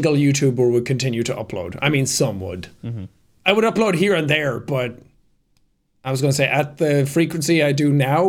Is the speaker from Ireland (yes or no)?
yes; Ireland; I come from Ireland. You can't tell anymore because my accent is kind of fucked.